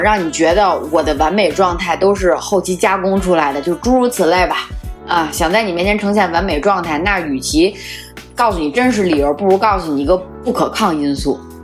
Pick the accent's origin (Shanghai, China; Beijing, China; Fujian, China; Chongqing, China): Beijing, China; accent: Beijing accent; 我们的北京话